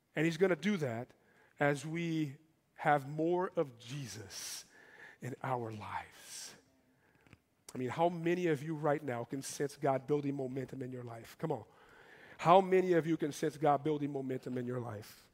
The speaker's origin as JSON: {"language": "English", "country": "Brazil", "moved": "yes", "said": "I come from Brazil"}